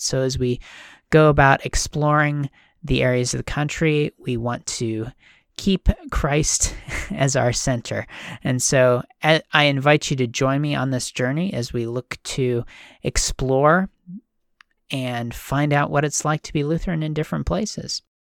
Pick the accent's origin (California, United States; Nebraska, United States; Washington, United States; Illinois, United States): Washington, United States; also born or lived in Minnesota; I grew up here in Washington.